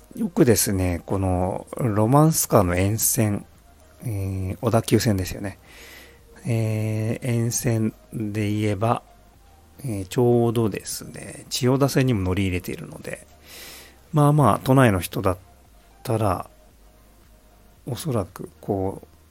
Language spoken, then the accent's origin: Japanese; Tokyo, Japan; now in Saitama, Japan; 僕はまあ東京育ち